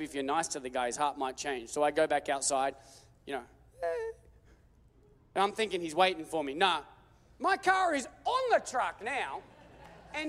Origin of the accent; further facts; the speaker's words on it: Australia; I'm Australian